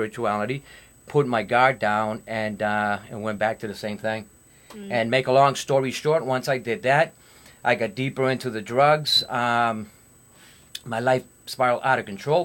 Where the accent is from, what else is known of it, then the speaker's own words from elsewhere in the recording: Lawrence, Massachusetts, United States; I'm originally from Lawrence